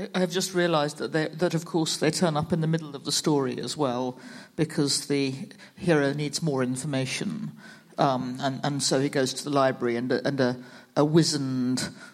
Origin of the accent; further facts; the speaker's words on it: United Kingdom; I, am from the UK